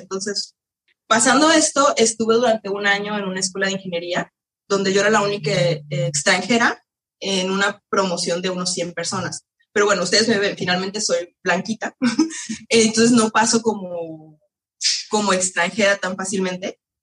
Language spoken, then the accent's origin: Spanish; Mexico; moved away as an adult; now in France; yo de todas formas siendo mexicana